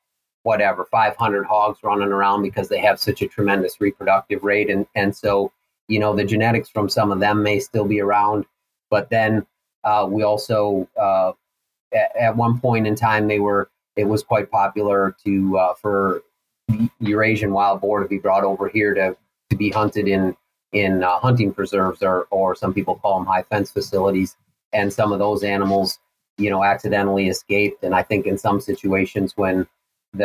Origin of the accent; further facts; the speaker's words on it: Minnesota, United States; moved away as an adult; also born or lived in El Paso, Texas / Washington / Idaho; now in Missouri, United States; I grew up in Minnesota